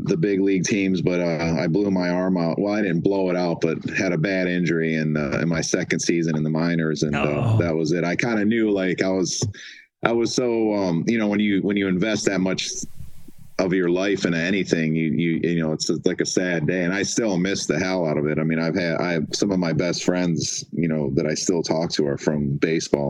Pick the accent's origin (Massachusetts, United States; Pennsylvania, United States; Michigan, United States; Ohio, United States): Michigan, United States; Detroit; moved away; my family, we're from Detroit originally.